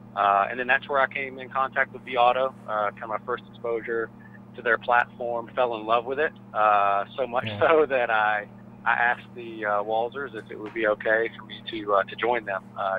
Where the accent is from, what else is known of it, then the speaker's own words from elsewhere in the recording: Atlanta, Georgia, United States; I grew up in Atlanta around CarMax stores